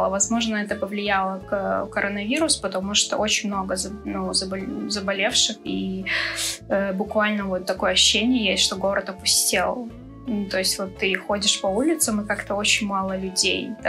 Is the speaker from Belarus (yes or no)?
no; Chechnya, Russia; Я именно чеченка, и все традиции, все... Ну, я выросла и воспитана именно в чеченских традициях.